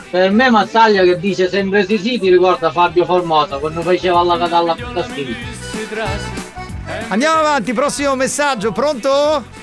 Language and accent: Italian; Motta San Giovanni, Calabria, Italy; Io sono di Motta San Giovanni, ho 32 anni.